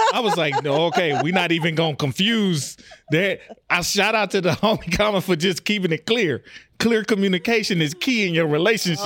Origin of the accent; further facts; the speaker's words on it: Texas, United States; now in Omaha, United States; I'm from Texas